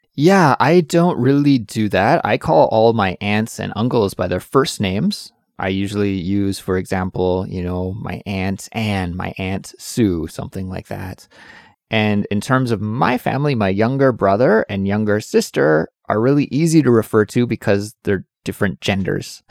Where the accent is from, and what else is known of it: Canada; moved away